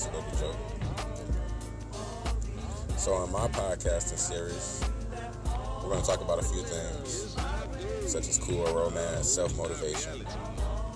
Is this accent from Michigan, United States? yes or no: yes; Detroit, Michigan, United States; I'm from Detroit, Michigan